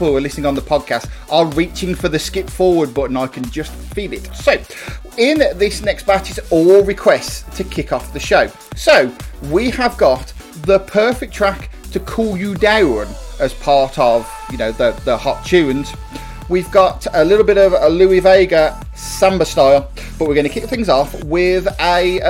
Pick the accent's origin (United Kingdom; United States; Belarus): United Kingdom; us Brits